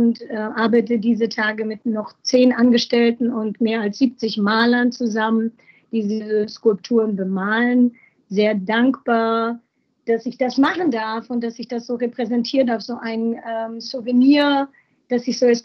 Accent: Berlin, Germany; und als Berliner so multikulturell

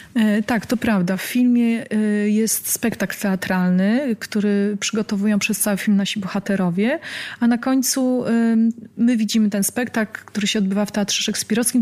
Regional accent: Łódź, Łódź Voivodeship, Poland; moved away as an adult; now in Warsaw, Poland; ja pochodzę z Łodzi, mieszkam obecnie w Warszawie

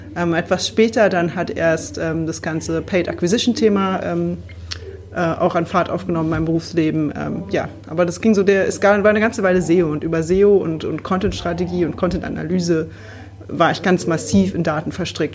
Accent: Berlin, Germany; Ich bin Berlinerin

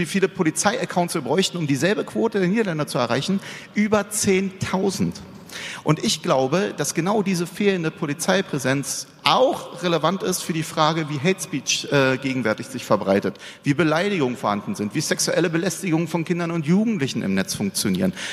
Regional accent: Berlin, Germany; Ich bin Berliner äh, aufgewachsen, ja, und wenn Sie in Berlin auf der Aus fahren

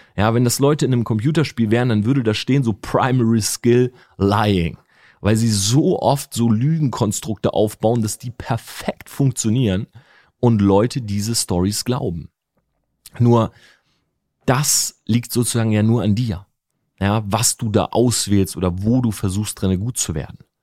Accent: Delmhorst, Lower Saxony, Germany; Ich bin in Delmhorst groß geworden

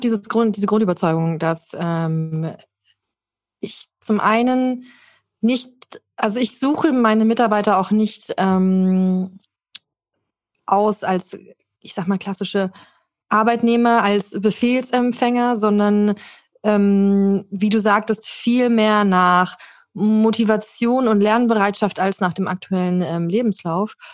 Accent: Germany; Bei uns in Deutschland

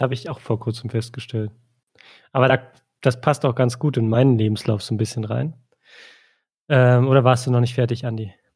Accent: East Germany, Germany; ich bin im Osten aufgewachsen

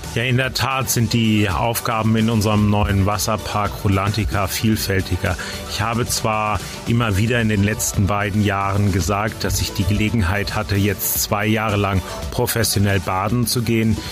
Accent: Flensburg, Schleswig-Holstein, Germany; moved away as an adult; now in Rust, Germany; Ich bin gebürtiger Flensburger

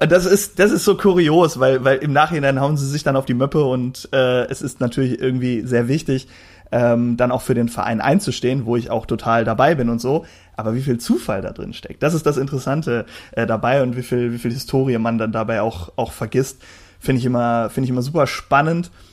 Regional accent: the West, western Germany, Germany; ich komme ja eher aus dem Westen.

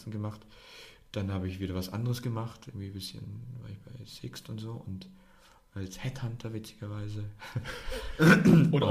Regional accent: Germany; sorry, ich bin nicht so oft in Serbien, ich bin aus Deutschland, wir lächeln halt

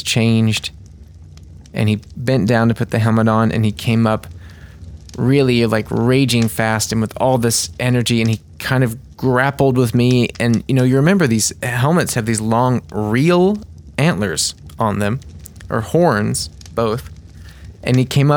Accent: United States; I'm the American guy

